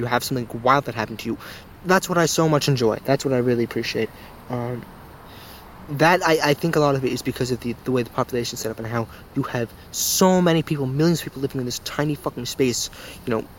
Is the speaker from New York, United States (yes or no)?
yes; New York City, New York, United States; Where I live and where I've grown up, where I've spent most of my time, I would say, was in Queens.